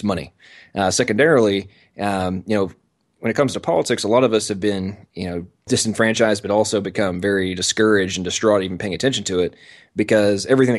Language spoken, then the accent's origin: English; England, United Kingdom; I'm American, but I was born and raised in England. My father was a military contractor, and they moved over there about 10 days before I was born.